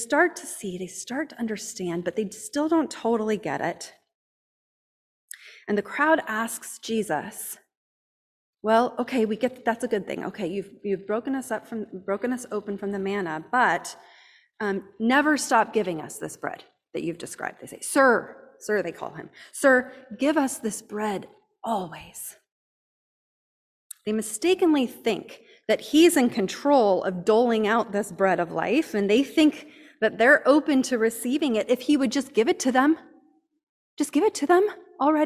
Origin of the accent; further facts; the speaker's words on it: United States; growing up in Amish country